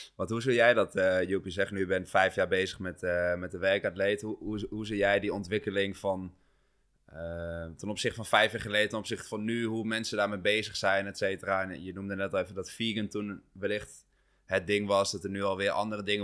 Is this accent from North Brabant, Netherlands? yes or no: no; Achterhoek, Gelderland, Netherlands; moved away; ik kom oorspronkelijk uit de Achterhoek